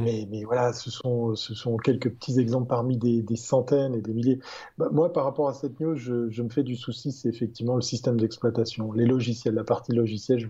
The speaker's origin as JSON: {"language": "French", "country": "Switzerland", "said": "je ne suis, pas peu fier en tant que Suisse"}